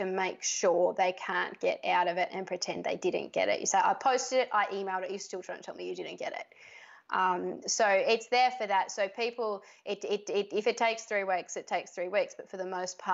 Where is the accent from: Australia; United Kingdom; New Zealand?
Australia; I was born in Australia